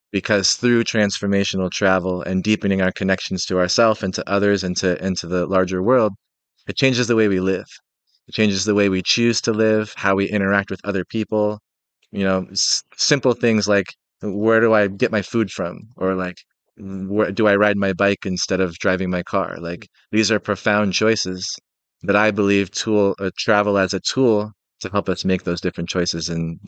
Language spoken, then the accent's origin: English; Seattle, Washington, United States; So, I'm 38. I'm from Seattle, Washington, in the United States, and I grew up in a really small rural town in the Northwest.